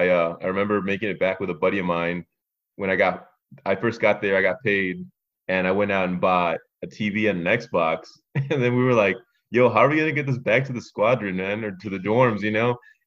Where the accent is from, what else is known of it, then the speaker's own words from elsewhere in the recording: Phoenix, Arizona, United States; moved away as an adult; now in Holloman, United States; I'm 33 years old from Phoenix.